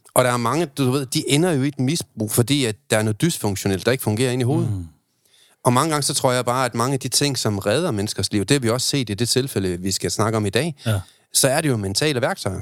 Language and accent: Danish; Aalborg, North Denmark Region, Denmark; jeg er fra Aalborg